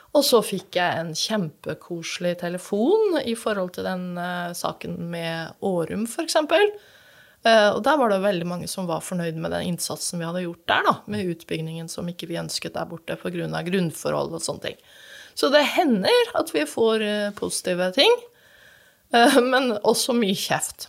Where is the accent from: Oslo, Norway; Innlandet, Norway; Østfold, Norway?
Østfold, Norway; Fredrikstad; jeg vokste opp på Rollsøy